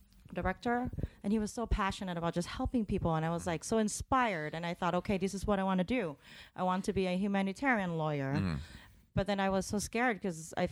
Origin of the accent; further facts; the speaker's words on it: Bangkok, Thailand; moved away as an adult; also born or lived in Singapore / New Zealand / Netherlands; now in United States; I was born and raised in Bangkok, Thailand